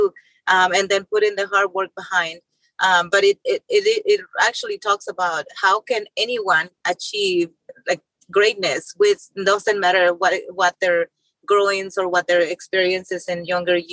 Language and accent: English; Mexico; moved away as an adult; also born or lived in Tennessee; now in United States; my childhood growing up in Mexico and poverty.